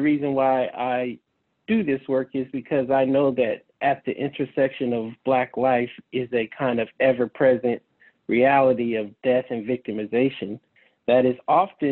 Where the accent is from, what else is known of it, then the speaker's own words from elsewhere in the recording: San Francisco, California, United States; I grew up in the San Francisco community neighborhoods, Baby Hunters Point, during the height of the crack cocaine epidemic